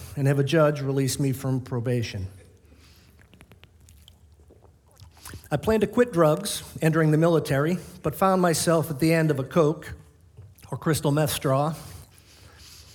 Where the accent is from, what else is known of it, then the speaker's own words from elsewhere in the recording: Boston, Massachusetts, United States; Born in the South, as you can tell by my accent, South Boston